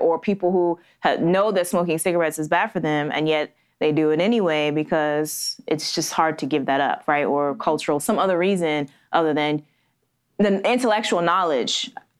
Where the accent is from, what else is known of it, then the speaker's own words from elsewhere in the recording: United States; as an American